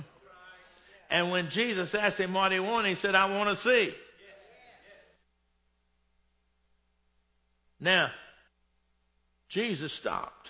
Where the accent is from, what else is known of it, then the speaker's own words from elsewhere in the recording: Texas, United States; I'm born and raised in Texas.